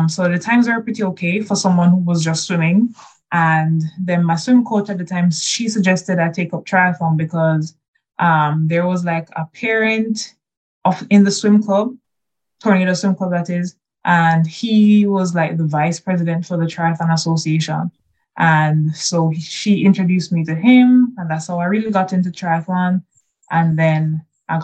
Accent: Kingston, Jamaica; I'm from Kingston, Jamaica.

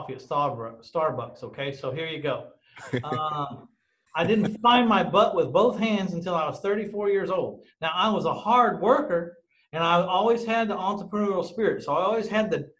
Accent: San Antonio, Texas, United States; I bought a house in or about my hometown of San Antonio, Texas

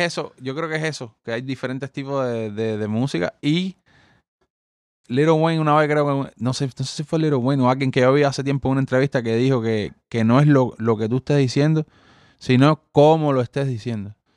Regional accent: Cuba; los cubanos crecimos con los haitianos y crecimos con esta gente

